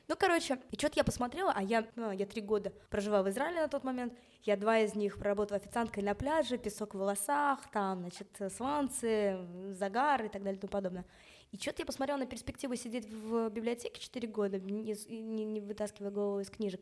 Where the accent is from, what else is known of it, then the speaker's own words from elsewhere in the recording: Moscow, Russia; moved away; also born or lived in Israel / England; я родилась в Москве. Родители тоже родились в Москве